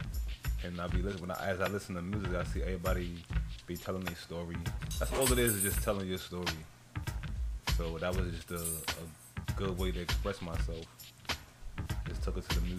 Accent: New York City, New York, United States; I was born and raised in Queens

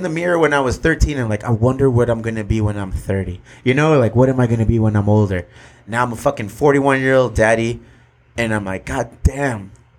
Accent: Chula Vista, California, United States; We're minority dads. We're minority business owners. Right. We're from Chula Vista.

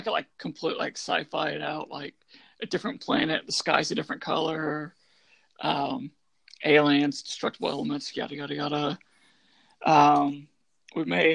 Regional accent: Indiana, United States; being from Indiana

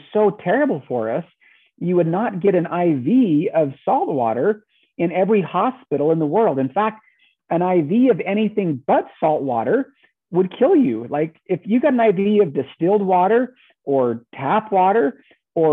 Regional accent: Southern Utah, United States; I grew up in Southern Utah, kind of Southern Central Utah.

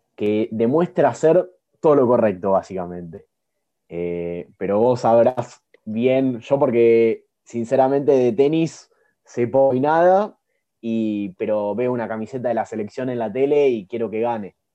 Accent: Argentina; siendo argentino y bien nacionalista como lo soy

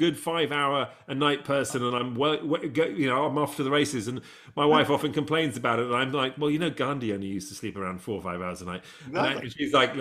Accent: England, United Kingdom; moved away; I grew up in England

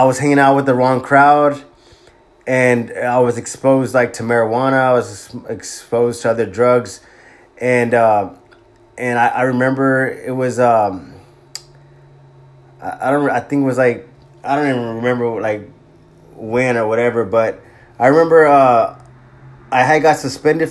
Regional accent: Corpus Christi, Texas, United States; also born or lived in Bay City, Texas; at a young age we relocated to Corpus Christi, Texas

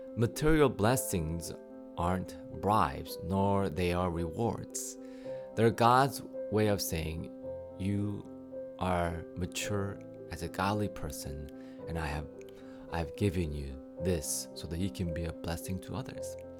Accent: United States; you and I were raised here in the States

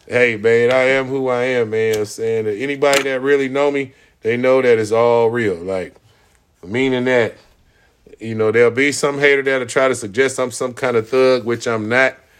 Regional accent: United States; I was born in the United States and multiple generations before me were born in the United States

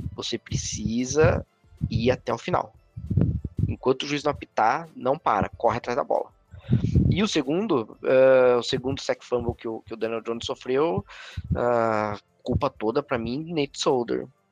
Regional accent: Brazil; Somos brasileiros

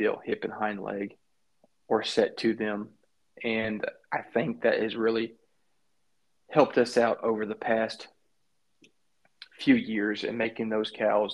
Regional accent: South Texas, United States; Growing up in South Texas

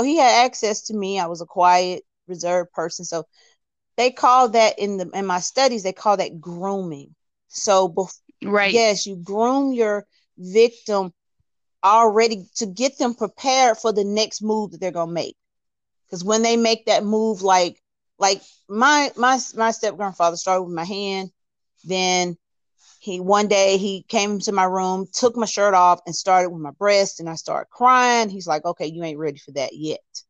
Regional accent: Alabama, United States; I'm from Alabama.

